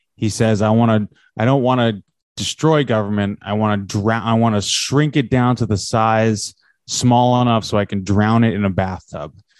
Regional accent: New York City, New York, United States; I am from New York City

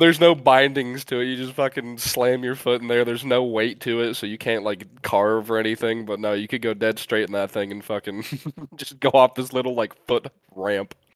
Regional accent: a Great Lakes state, Midwest, United States; growing up in a Great Lakes state, uh, and just like the, the Midwest in general

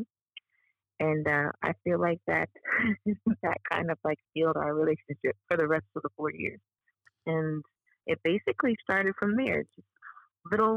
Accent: Bermuda; moved away as an adult; I'm from Bermuda

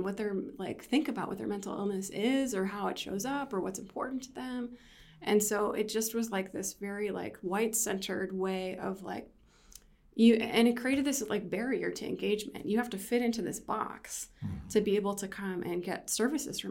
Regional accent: Erie, Pennsylvania, United States; moved away; also born or lived in Syracuse, New York; I'm from Erie, Pennsylvania.

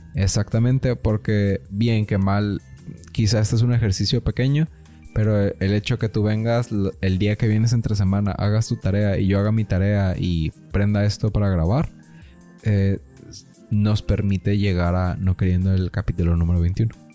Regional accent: Mexico; como mexicanos

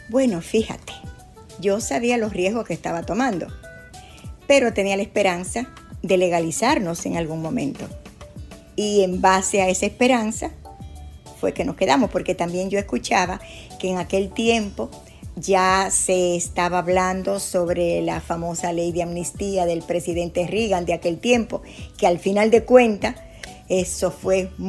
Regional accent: La Vega, Dominican Republic; moved away as an adult; also born or lived in Puerto Rico / New York; now in Tampa, United States; Yo nací en La Vega, en la República Dominicana.

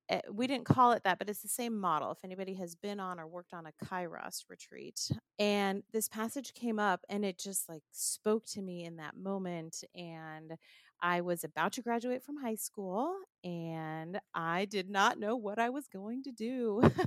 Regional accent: Southern California, United States; moved away as an adult; now in Rockville, Maryland, United States; I'm originally from Southern California

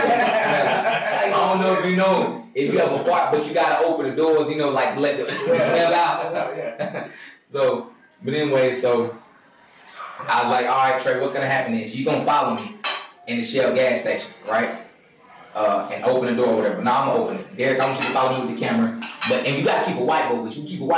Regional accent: Pulaski, Tennessee, United States; my hometown, Pulaski, Tennessee, which is like an hour from Nashville.

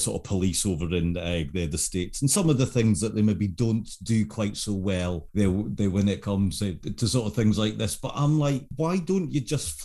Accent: United Kingdom; as a British viewer

